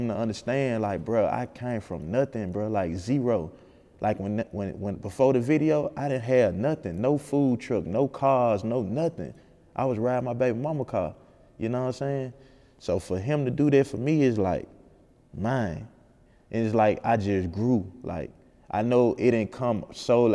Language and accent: English; Memphis, Tennessee, United States; I'm from North Memphis